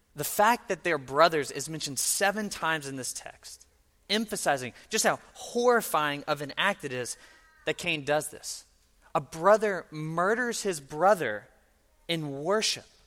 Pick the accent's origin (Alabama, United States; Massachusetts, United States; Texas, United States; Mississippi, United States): Mississippi, United States; I am from Mississippi